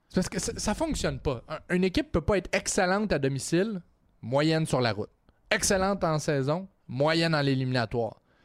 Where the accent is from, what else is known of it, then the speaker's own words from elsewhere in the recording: Trois-Rivières, Quebec, Canada; je viens de Trois-Rivières.